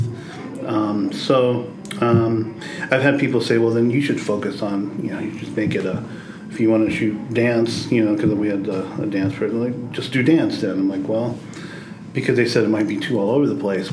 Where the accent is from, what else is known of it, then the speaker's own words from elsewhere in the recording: Cincinnati, Ohio, United States; moved away as an adult; also born or lived in New York; I'm from here. I grew up on the West Side